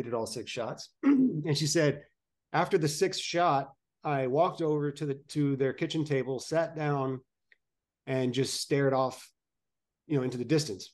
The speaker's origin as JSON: {"language": "English", "town": "Arlington", "region": "Texas", "country": "United States", "tie": "born or raised there", "also_born_or_lived": "McAllen, Texas / California / Georgia", "moved": "as an adult", "said": "I was born in McAllen, Texas, and raised in Arlington"}